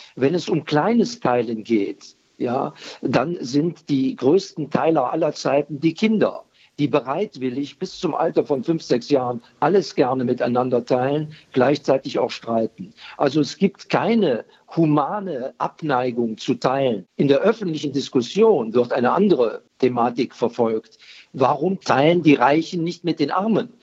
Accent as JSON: {"language": "German", "country": "Germany", "said": "Bei uns in Deutschland"}